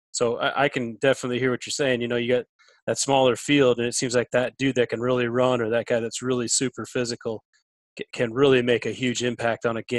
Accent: South Dakota, United States; It was actually up in South Dakota where I grew up.

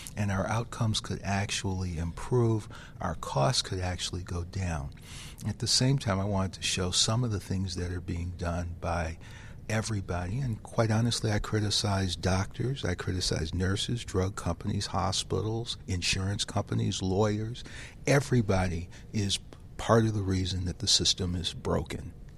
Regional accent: Detroit, Michigan, United States; I grew up in the inner city of Detroit

